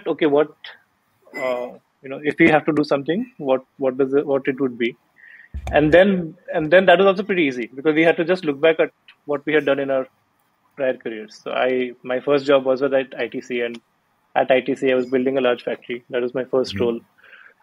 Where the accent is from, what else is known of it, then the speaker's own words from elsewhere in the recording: Bhubaneswar, Odisha, India; moved away; I'm from Bhubaneswar